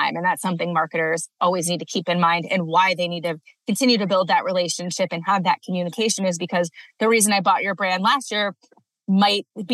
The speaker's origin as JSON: {"language": "English", "town": "Cleveland", "region": "Ohio", "country": "United States", "tie": "born or raised there", "also_born_or_lived": "Maryland", "moved": "as an adult", "lives_now": "Colorado, United States", "said": "I grew up outside of Cleveland, Ohio, went to school on the East Coast, University of Maryland"}